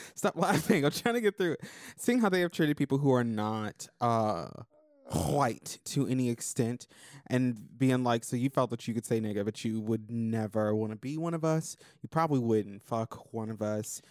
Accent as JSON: {"language": "English", "region": "Florida", "country": "United States", "tie": "born or raised there", "said": "growing up in, in Florida because I leveled up in Florida"}